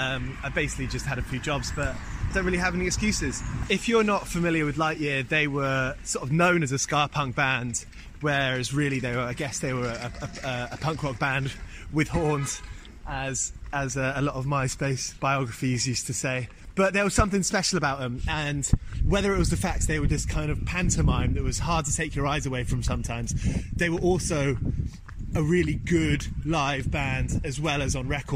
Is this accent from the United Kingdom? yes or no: yes; England, United Kingdom; As an English person, you felt more represented as a punk rock fan.